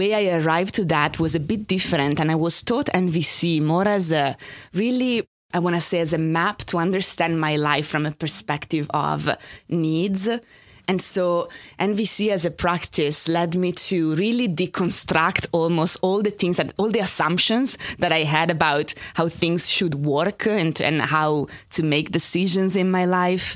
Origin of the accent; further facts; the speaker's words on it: Italy; English is a second language; moved away as an adult; now in New York, United States; I grew up in Italy. I only moved here 12 years ago.